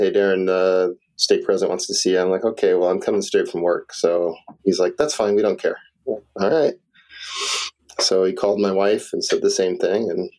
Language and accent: English; California, United States; now in Madison, United States; I was raised in Southern California.